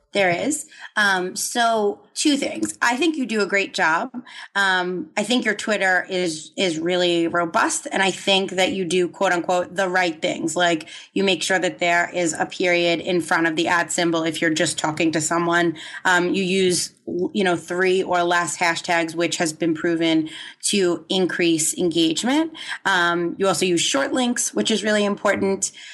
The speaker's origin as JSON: {"language": "English", "region": "New York", "country": "United States", "tie": "born or raised there", "said": "I grew up in New York, so I think the hustle is, you know, ingrained in, in us"}